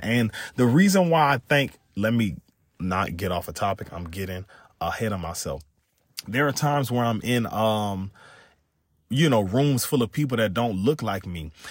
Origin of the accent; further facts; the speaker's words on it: Louisiana, United States; I'm from Louisiana